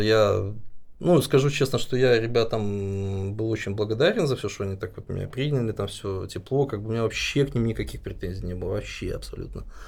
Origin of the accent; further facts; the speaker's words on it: Belarus; moved away as an adult; У нас вообще, ну, я считаю, что белорусы очень миролюбивая нация